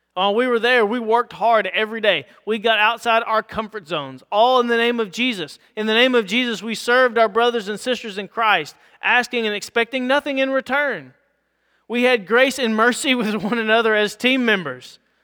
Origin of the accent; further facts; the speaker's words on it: United States; as English-speaking white Americans